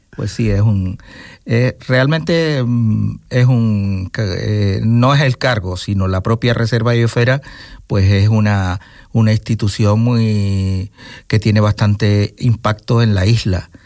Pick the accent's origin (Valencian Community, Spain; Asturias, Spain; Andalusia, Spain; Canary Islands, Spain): Canary Islands, Spain; Gran Canaria; moved away as an adult; also born or lived in Venezuela; now in Fuerteventura, Spain; yo cuando ya tuve tres años, pues volvimos, o ellos volvieron, y yo con ellos, pero todavía un baby y volví a Gran Canaria y claro, toda mi familia y todo mi, entorno siempre ha sido